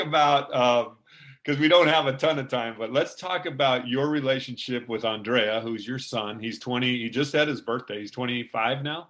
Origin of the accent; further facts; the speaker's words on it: Thousand Oaks, California, United States; moved away; the college that I went to in my hometown in Southern California, Thousand Oaks